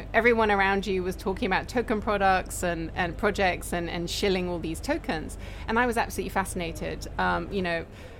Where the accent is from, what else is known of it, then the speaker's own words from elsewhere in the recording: Hong Kong; I was born in Hong Kong, I'm from Hong Kong